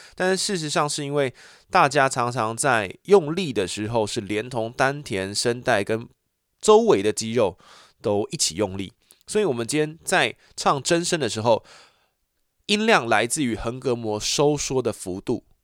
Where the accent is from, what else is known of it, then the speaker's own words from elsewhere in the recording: Taichung, Taiwan; 我就是台中人